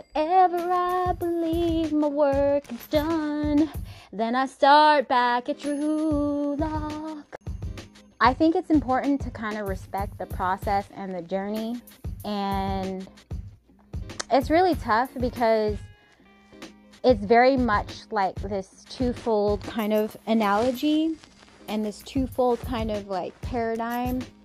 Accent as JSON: {"language": "English", "town": "Seattle", "region": "Washington", "country": "United States", "tie": "born or raised there", "said": "Paul Allen, who historically is part of my hometown and did so much for the communities in Seattle"}